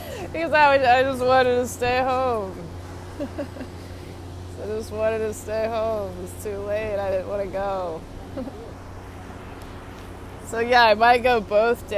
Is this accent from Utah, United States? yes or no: no; Texas, United States; moved away; I'm from Texas originally